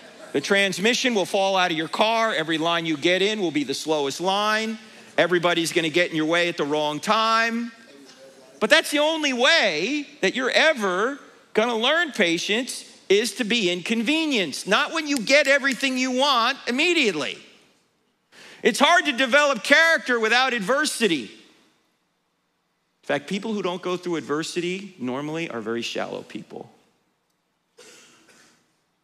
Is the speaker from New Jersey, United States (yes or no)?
yes; New Jersey, United States; now in Charlotte, United States; I grew up in New Jersey, exit 100B, all right? I live in Charlotte, North Carolina now